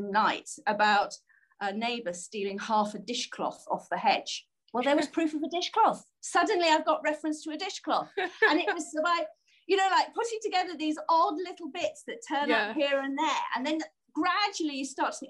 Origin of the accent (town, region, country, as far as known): United Kingdom